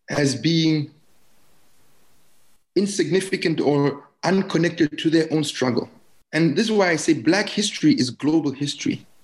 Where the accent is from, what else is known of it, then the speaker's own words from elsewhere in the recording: Germany; I grew up in East Germany, right? I was displaced in that way.